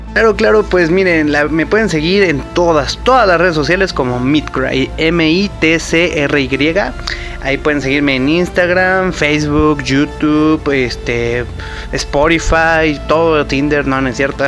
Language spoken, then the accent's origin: Spanish; Mexico; soy el DJ mexicano que tengo el radio show más largo